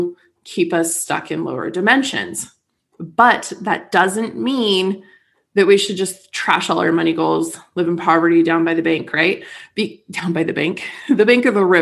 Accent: United States; now in St. George, United States

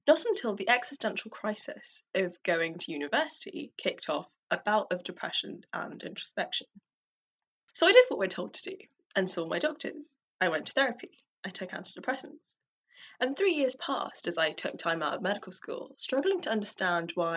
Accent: London, United Kingdom; as a daughter of Tamils who fled the genocide in Sri Lanka, growing up in London has provided me with a unique experience of two cultures, two languages

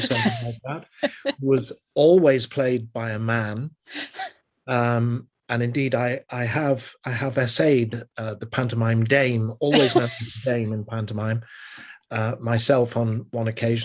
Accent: Liverpool, North West England, United Kingdom; moved away; We'd go as a family to the Empire Theatre in Liverpool, which was where I was born and raised in England

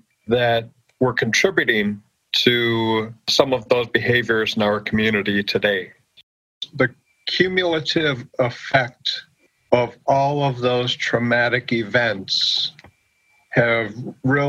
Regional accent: United States; moved away as an adult; I grew up on the Oneida Reservation

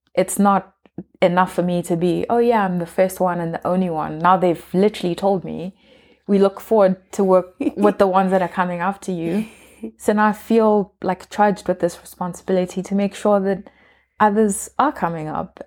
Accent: Kenya; I'm Kenyan, like we all belong to different tribes

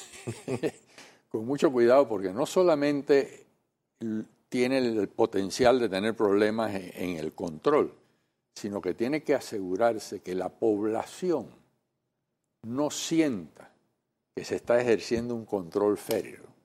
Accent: Panama; nosotros como panameños

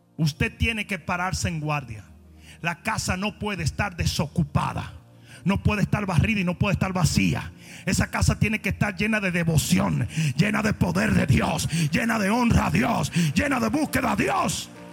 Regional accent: Santo Domingo, Dominican Republic; moved away; Yo vengo de Santo Domingo

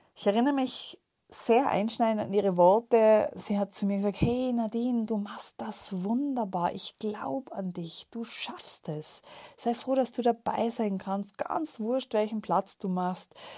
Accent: Tyrol, Austria; als gebürtige Tirolerin

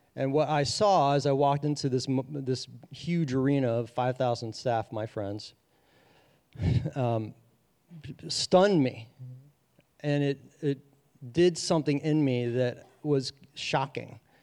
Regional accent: Madeira, Ohio, United States; I grew up in Madeira, Ohio, a small, predominantly white suburb of Cincinnati

